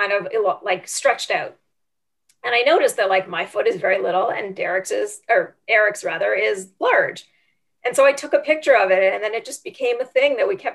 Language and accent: English; Canada; moved away; I am Canadian